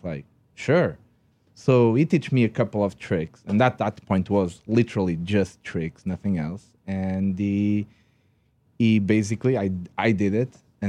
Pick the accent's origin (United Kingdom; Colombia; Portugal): Portugal; English is a second language; Yes, I'm Portuguese. By the way, if you didn't notice that I don't speak English correctly, I'm Portuguese.